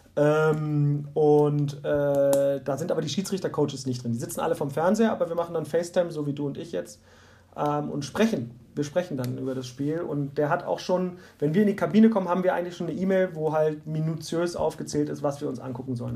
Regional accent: Berlin, Germany; also born or lived in Bonn; now in Munich, Germany; ich komme ursprünglich aus Berlin. Ich bin in Berlin geboren, lebe aber seit 2006 hier in München und habe mal drei Jahre in Bonn gelebt.

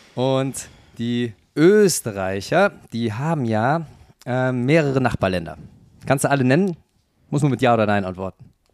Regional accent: Cologne, North Rhine-Westphalia, Germany; accent: Kölsch; ich bin ja gebürtiger Kölner, das bei mir das Kölsche, was noch mitschwingt

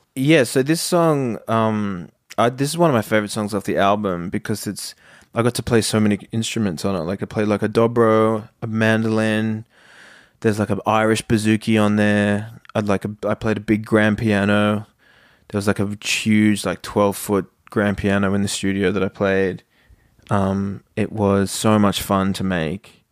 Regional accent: Australia; we're from Australia

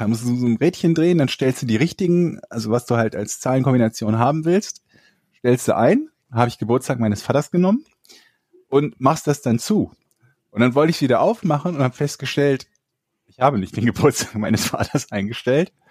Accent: Cologne, North Rhine-Westphalia, Germany; born there; Ich wurde auch in Köln geboren und gehe jetzt

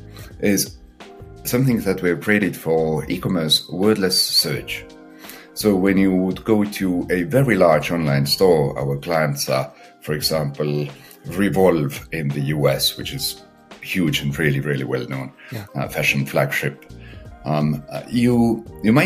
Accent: Estonia; I come from Estonia

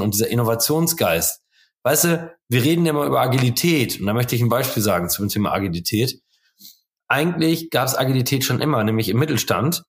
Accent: Holtwick, North Rhine-Westphalia, Germany; now in Coesfeld, Germany; ich wohne zwar jetzt in Coesfeld, aber ich bin in Holtwig aufgewachsen. Ganz toller Ort mit 3500 Seelen.

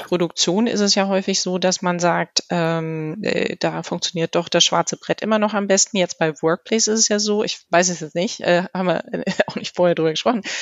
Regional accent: Germany; so sind wir Deutsche

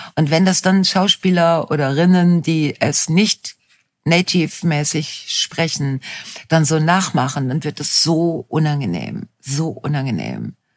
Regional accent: Ruhr area, North Rhine-Westphalia, Germany; meine Heimatregion

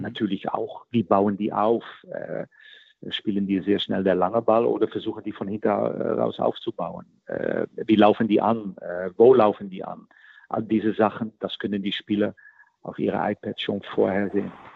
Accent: Netherlands; moved away as an adult; also born or lived in Rostock; in Holland machen, machen wir das nie

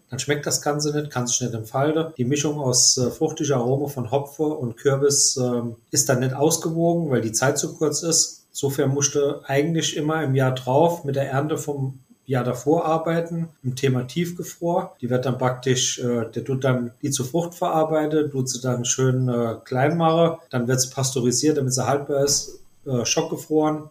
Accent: Saarland, Germany; bei uns im Saarland

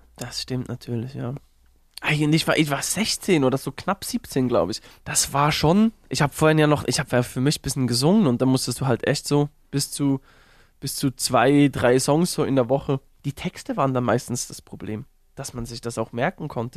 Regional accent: Uetendorf, Bern, Switzerland; groß geworden in Uetendorf hieß das Dorf, so ein 7000 Einwohner Dorf

